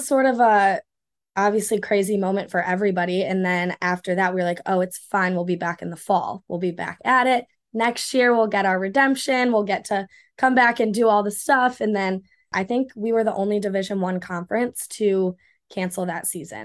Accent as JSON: {"language": "English", "town": "Ann Arbor", "region": "Michigan", "country": "United States", "said": "I'm from Ann Arbor"}